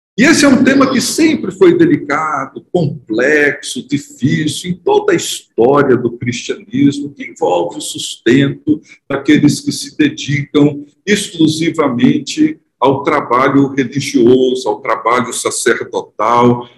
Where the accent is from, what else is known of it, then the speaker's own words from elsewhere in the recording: Brazil; nós somos brasileiros, cidadãos brasileiros